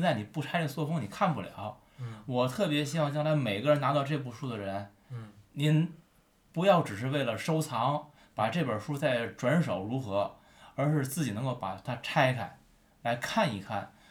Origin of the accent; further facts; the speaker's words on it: Tianjin, China; 咱我作为一个天津人